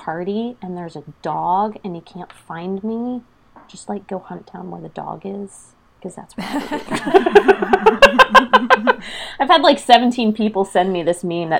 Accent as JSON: {"language": "English", "region": "Pennsylvania", "country": "United States", "tie": "born or raised there", "moved": "as an adult", "lives_now": "North Carolina, United States", "said": "I am a native Pennsylvanian. So I grew up in the Northeast"}